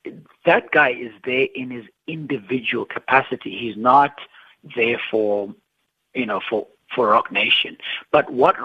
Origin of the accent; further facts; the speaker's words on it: King William's Town, Eastern Cape, South Africa; I grew up in Bisha, which is basically, King Williamstown, I guess.